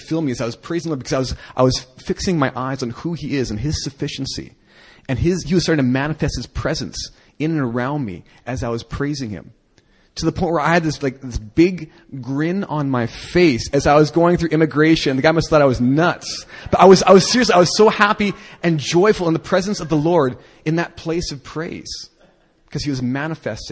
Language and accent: English; Canada; I'm a Canadian